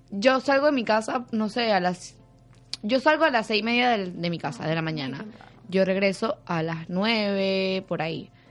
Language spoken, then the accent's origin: Spanish; Venezuela; yo soy venezolana. Sí